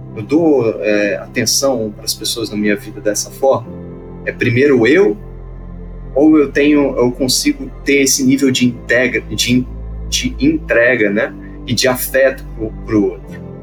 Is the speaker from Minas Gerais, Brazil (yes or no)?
no; Petrópolis, Rio de Janeiro, Brazil; moved away; eu sou de Petrópolis, vivi lá há muito tempo, 13 anos da minha vida